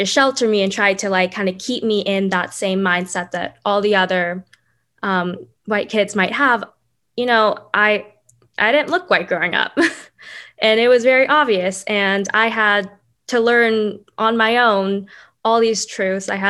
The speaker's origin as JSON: {"language": "English", "town": "Dallas", "region": "Texas", "country": "United States", "tie": "born or raised there", "said": "I grew up in Dallas, Texas"}